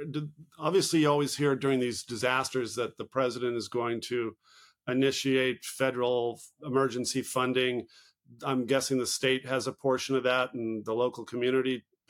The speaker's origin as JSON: {"language": "English", "region": "California", "country": "United States", "said": "I'm a Californian, and we have our own problems. I'm originally from California."}